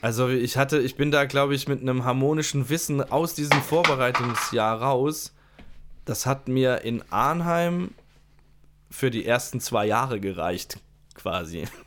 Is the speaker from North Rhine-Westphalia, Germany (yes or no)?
no; Ludwigshafen, Rhineland-Palatinate, Germany; nach Ludwigshafen zurück an, mhm. äh, an die Musikschule gewechselt, also das heißt zurück äh, in meinen Geburtsort